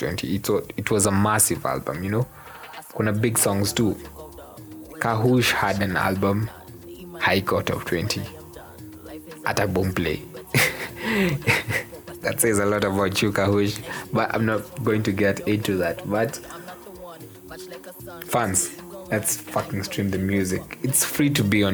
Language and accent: English; Kenya